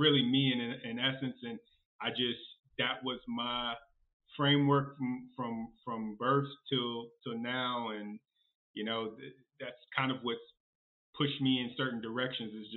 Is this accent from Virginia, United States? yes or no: yes; Virginia, United States; I'm from Virginia, so, born and raised